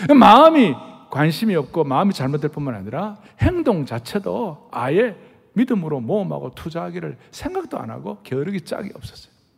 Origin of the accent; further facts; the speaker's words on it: southern Korea, South Korea; accent: southern; 저희들 같은 경우는 저 남쪽에 태어난 사람들은 이 말이 말이에요. 따박따박 분명하지가 않는 거예요